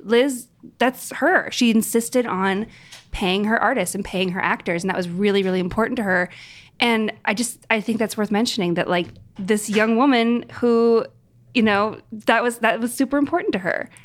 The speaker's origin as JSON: {"language": "English", "region": "New York", "country": "United States", "said": "as a New Yorker"}